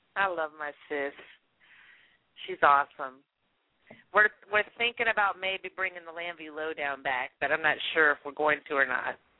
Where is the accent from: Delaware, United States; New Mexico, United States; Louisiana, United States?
Louisiana, United States; now in Texas, United States; I'm from Louisiana